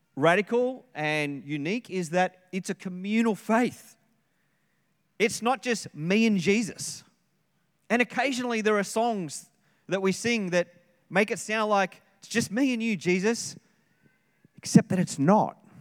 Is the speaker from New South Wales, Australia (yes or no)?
yes; Sydney, New South Wales, Australia; moved away; I come from Sydney